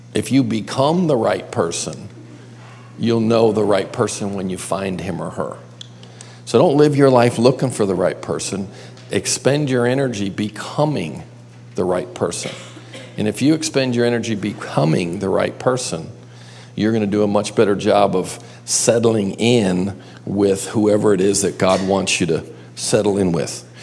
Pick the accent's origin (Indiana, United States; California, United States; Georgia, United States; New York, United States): New York, United States; Buffalo; now in Myrtle Beach, United States; I grew up across the lake in Buffalo